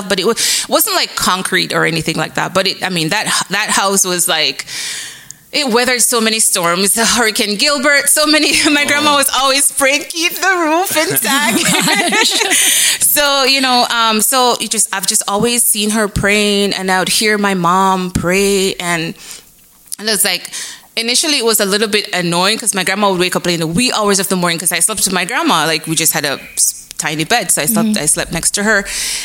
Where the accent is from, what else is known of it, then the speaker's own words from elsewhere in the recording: Jamaica; moved away as an adult; also born or lived in Michigan, United States / Wisconsin, United States; now in Texas, United States; I was born and raised in Jamaica. So I'm from Jamaica